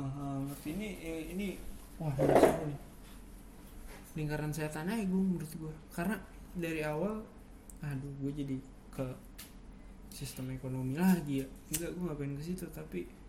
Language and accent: Indonesian; Indonesia; gue lahirnya di Indonesia